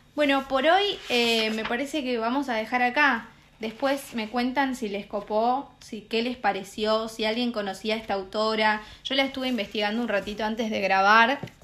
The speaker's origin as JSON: {"language": "Spanish", "country": "Argentina", "said": "En mi pueblo, en el lugar de donde yo soy, va, en Argentina en general"}